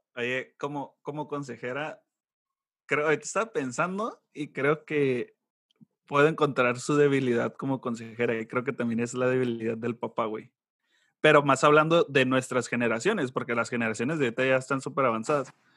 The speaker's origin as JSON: {"language": "Spanish", "region": "Sonora", "country": "Mexico", "said": "soy de Sonora, soy de rancho."}